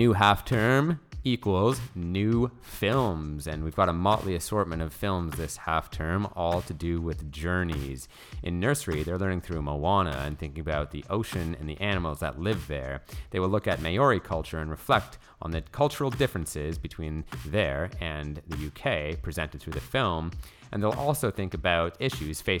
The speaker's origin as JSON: {"language": "English", "country": "Canada", "moved": "yes", "said": "I'm from Canada."}